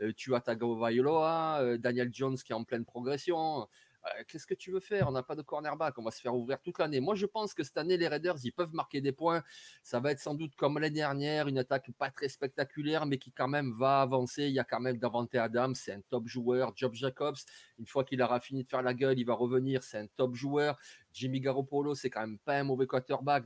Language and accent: French; Marseille, Provence-Alpes-Côte d'Azur, France; je suis marseillais